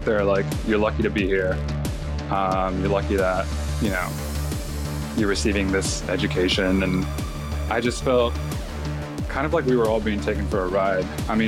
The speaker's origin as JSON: {"language": "English", "town": "Los Angeles", "region": "California", "country": "United States", "tie": "born or raised there", "moved": "yes", "lives_now": "Australia", "said": "Yeah, so I grew up in Los Angeles, California. I was raised by my mom, who's from Mexico. She immigrated there in her early 20s, and we spent all of our time in LA. I moved to Australia on a massive whim."}